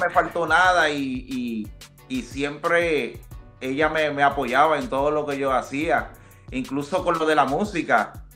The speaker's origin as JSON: {"language": "Spanish", "country": "Puerto Rico", "tie": "born or raised there", "also_born_or_lived": "Dominican Republic", "moved": "as an adult", "lives_now": "United States", "said": "Yo soy dominicano. Ah, yo nací, nací en la República Dominicana y como a los ocho años de edad, pues me mudé con mi papá para Puerto Rico y de los ocho años, pues siempre viví mi vida en Puerto Rico"}